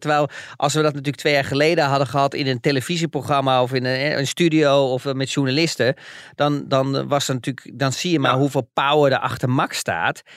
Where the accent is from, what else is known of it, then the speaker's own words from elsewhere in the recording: Netherlands; wij als Nederlanders